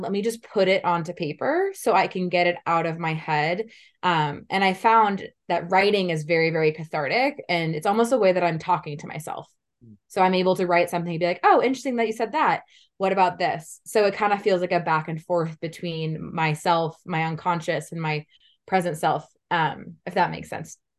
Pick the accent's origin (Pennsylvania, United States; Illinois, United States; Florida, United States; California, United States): California, United States; Menlo Park; also born or lived in Palo Alto, California; So I was born in Palo Alto, California. I grew up in Menlo Park, so I'm from the Silicon Valley, the Bay Area